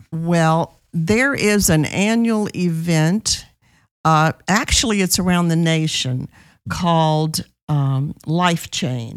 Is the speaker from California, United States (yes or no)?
no; New Orleans, Louisiana, United States; moved away as an adult; now in Texas, United States; I am from New Orleans, Louisiana